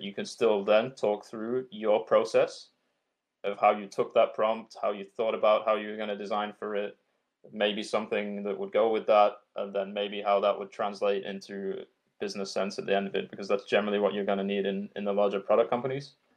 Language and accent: English; Yorkshire and the Humber, United Kingdom; I'm from Yorkshire in England, and we use a shitload of swear words and a shitload of slang